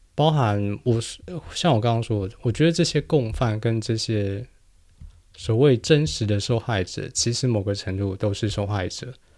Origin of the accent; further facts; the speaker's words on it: New Taipei, Taiwan; first language Chinese; 我是在新北长大